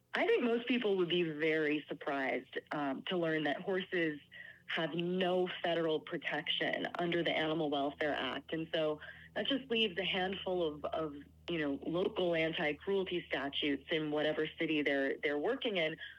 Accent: New York, United States; I'm a New Yorker

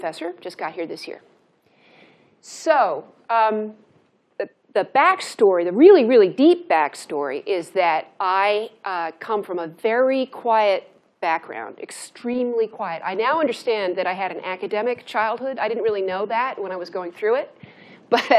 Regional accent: Santa Monica, California, United States; moved away as an adult; also born or lived in Washington; I'm from Santa Monica, California

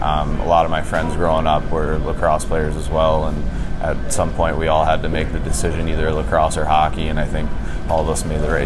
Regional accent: Maryland, United States; I'm from Maryland, and so being from Maryland, you kind of have to play lacrosse at some point in your life.

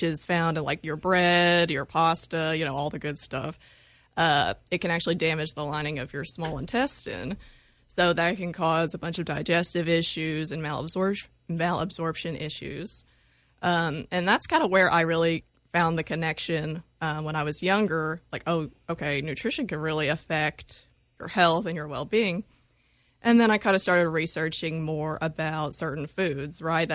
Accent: Breckinridge County, Kentucky, United States; also born or lived in Murray, Kentucky; this is Kentucky, so we go by counties. So I'm from Breckenridge

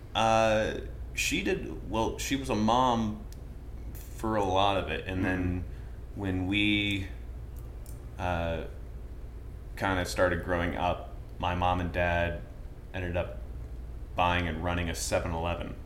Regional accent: Vermont, United States; now in Charleston, United States; I come from Vermont

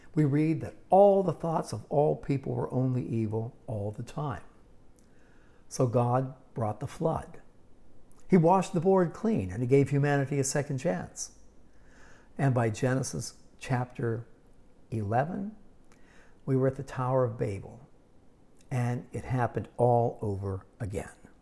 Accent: Pittsburgh, Pennsylvania, United States; also born or lived in Yuma, Arizona / Arizona; now in San Diego, United States; growing up in Pittsburgh

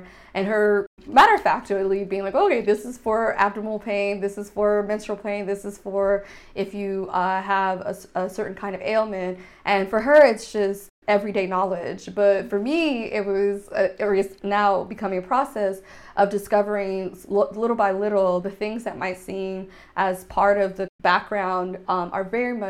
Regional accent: United States; first language Haitian Creole; English is a second language; moved away as an adult; now in Berlin, Germany; growing up in the United States in an Anglophone place where my language was seen as problematic, not a real language

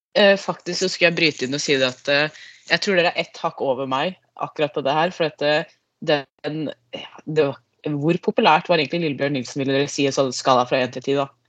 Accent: Lier, Buskerud, Norway; now in Trøndelag, Norway; Ikke fra Trøndelag, jeg er fra Lier

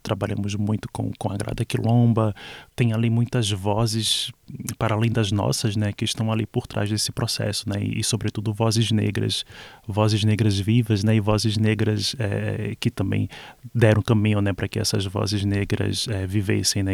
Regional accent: Olinda, Pernambuco, Brazil; moved away; Eu falo especificamente de onde eu vim. Eu nasci em Olinda

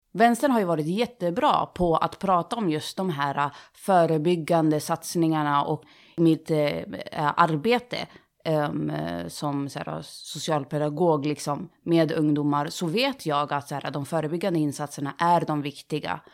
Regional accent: Sundsvall, Västernorrland County, Sweden; moved away as an adult; now in Gothenburg, Sweden; jag växte upp i Sundsvall, flyttade till Göteborg

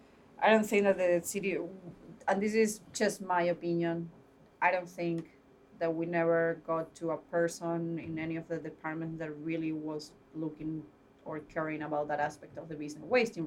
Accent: Buenos Aires, Argentina; now in United States; Buenos Aires.

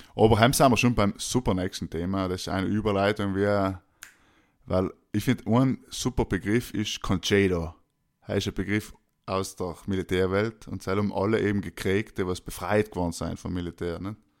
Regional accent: Austria

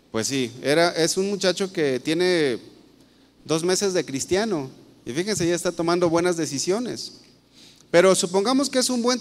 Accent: Guadalajara, Jalisco, Mexico; yo creo que la mayoría de los que estamos aquí somos de aquí de Guadalajara y tenemos nuestro trabajo aquí en Guadalajara.

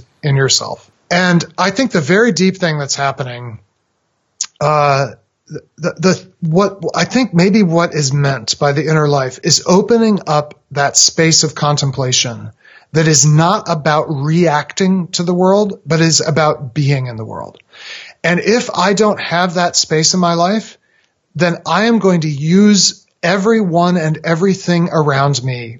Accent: Massachusetts, United States; I was a boy growing up in Massachusetts

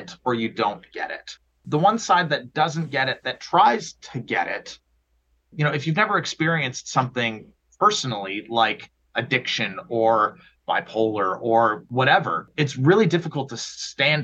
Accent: Oakville, Ontario, Canada; I grew up in Oakville, so Southern Ontario

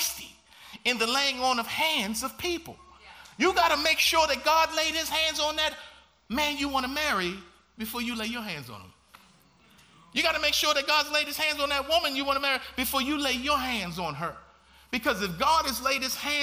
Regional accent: Baltimore, Maryland, United States; growing up in Baltimore, Maryland

